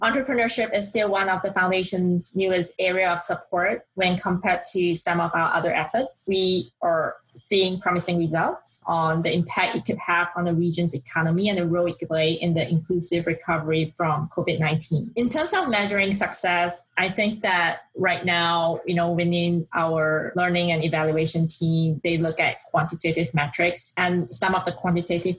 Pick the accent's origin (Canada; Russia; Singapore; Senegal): Singapore; moved away as an adult; now in Northwest Arkansas, United States; Growing up in a city, a dense city where space is a premium